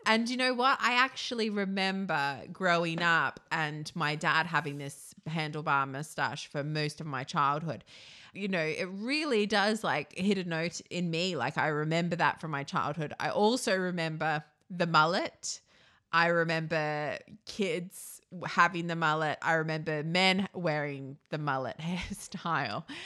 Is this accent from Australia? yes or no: yes; Australia; I'm from Australia